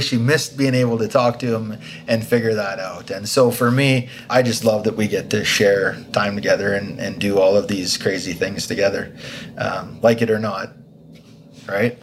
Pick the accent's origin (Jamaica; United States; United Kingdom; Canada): Canada; Slave Lake, Alberta; Slight Lake Alberta.